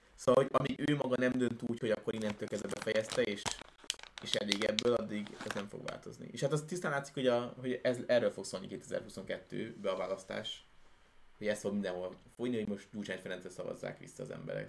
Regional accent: Hungary; honnan jövünk, akkor ne kelljen azon gondolkodni, hogy most azt mondjuk, hogy magyarok

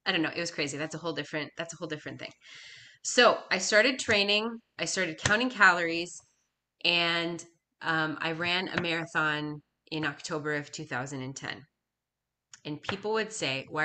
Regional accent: Minnesota, United States; I was from Minnesota

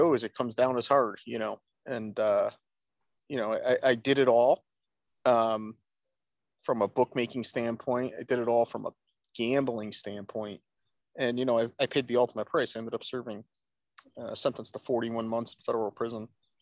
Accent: Rochester, New York, United States; born or raised there; also born or lived in Branford, Connecticut

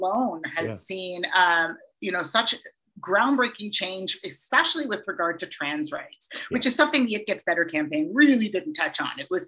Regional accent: Brampton, Ontario, Canada; also born or lived in Peterborough; I wanted to come back to Toronto, which is my home. I grew up in Brampton.

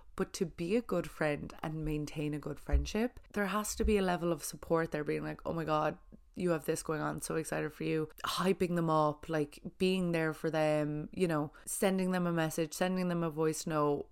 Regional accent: Ireland; being Irish

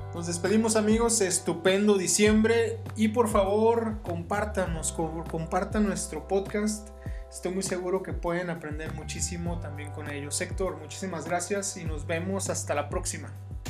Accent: Mexico; como mexicanos

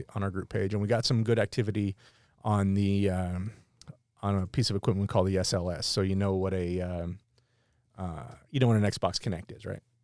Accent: near Pottsville, Pennsylvania, United States; we grew up near Pottsville

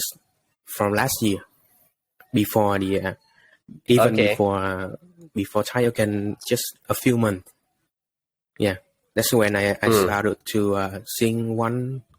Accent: Ho Chi Minh City, Vietnam; I'm from Saigon. I born and raised, so I've been here all my life

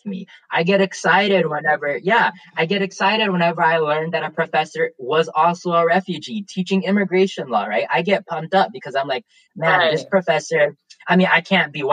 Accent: the South, United States; accent: Southern; I grew up in the South primarily

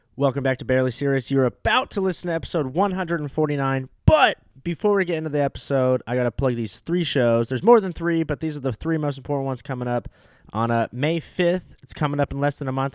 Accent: Orange County, California, United States; moved away; I will see you back in my hometown.

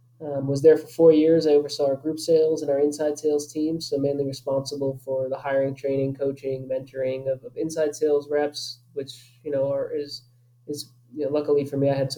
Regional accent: Long Island, New York, United States; accent: New York; moved away as an adult; also born or lived in Ithaca, New York / Frisco, Texas; now in Michigan, United States; I grew up on Long Island in New York. Spent basically my whole life living on Long Island

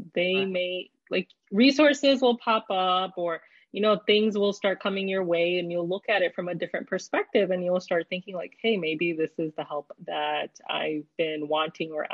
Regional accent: North Carolina, United States; fellow North Carolinian.

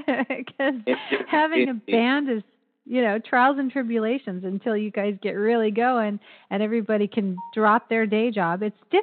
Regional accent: Toronto, Ontario, Canada; now in Florida, United States; I was born in Toronto, so not very, very far away. But, you know, I've been in Florida for a long time

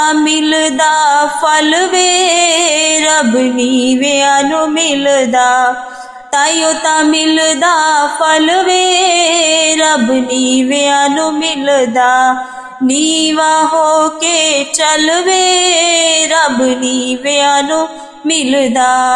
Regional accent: Amritsar, Punjab, India; ਮੈਂ ਅੰਮ੍ਰਿਤਸਰ ਦੀ ਰਹਿਣ ਵਾਲੀ ਹਾਂ

